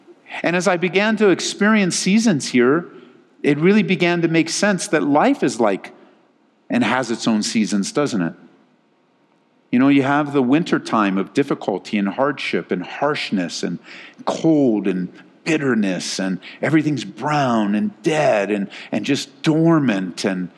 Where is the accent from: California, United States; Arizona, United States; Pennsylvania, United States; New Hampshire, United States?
California, United States; Southern; moved away as an adult; now in Colorado, United States; I didn't grow up in a place with seasons in Southern California. I grew up in Southern Cal. It's sunny all the time. It's either dry sunny or wet sunny.